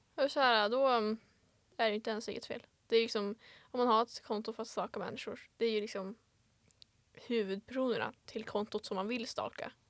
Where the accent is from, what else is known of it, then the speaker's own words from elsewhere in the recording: Vilhelmina, Västerbotten County, Sweden; also born or lived in Örnsköldsvik; jag är ju född på BB i Övik. Mm -hmm. Kommer ursprungligen från Vilhelmina